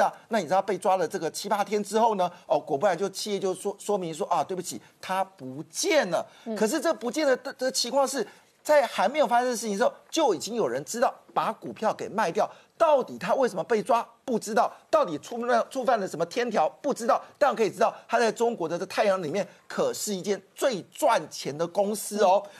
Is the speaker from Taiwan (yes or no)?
yes; Taiwan; 那这大武集团呢，基本上我们台湾人不知道